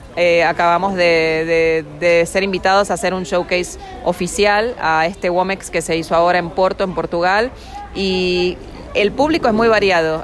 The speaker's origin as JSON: {"language": "Spanish", "country": "Argentina", "moved": "yes", "lives_now": "New York, United States", "said": "mi raíz eh, como argentina"}